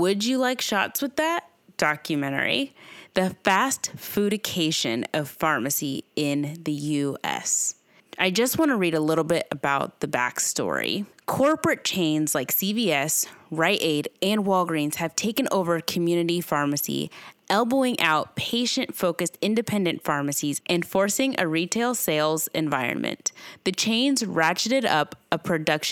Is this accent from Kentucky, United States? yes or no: yes; Owensboro, Kentucky, United States; works in her independent family-owned pharmacy in my hometown, Owensboro, Kentucky.